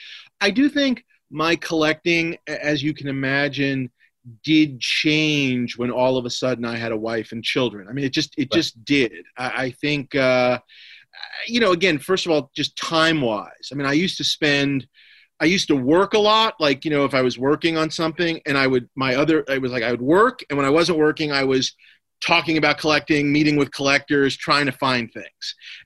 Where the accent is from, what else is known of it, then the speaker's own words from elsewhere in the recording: New York, United States; Sometimes when my mother is cleaning our place where I was raised in New York, she'll just send me a box of stuff.